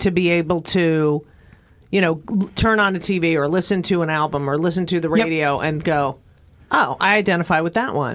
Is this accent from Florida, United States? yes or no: no; New Jersey, United States; I grew up in New Jersey. It was half Italian, half Jewish